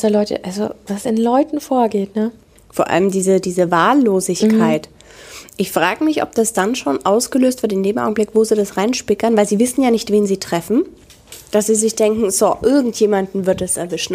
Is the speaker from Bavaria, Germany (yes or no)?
yes; Franconia, Bavaria, Germany; bei uns in Franken ist das der Nachtgiecher.